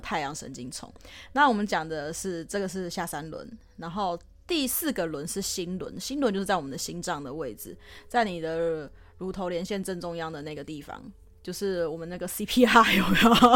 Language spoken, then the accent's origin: Chinese; Taiwan; 自己身为台湾人